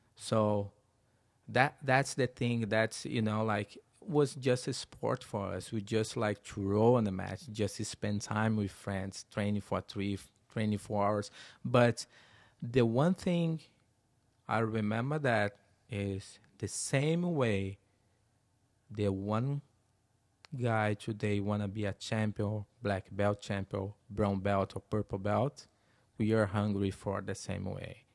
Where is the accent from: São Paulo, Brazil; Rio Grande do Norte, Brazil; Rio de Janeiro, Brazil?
Rio de Janeiro, Brazil; Teresópolis; English is a second language; moved away as an adult; now in United States; my hometown, Teresopolis, very small town.